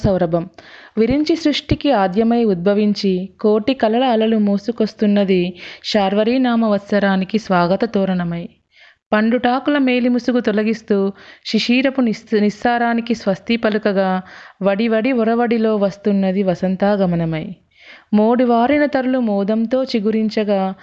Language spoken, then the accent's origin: Telugu; Karimnagar, Telangana, India; మాది కరీంనగర్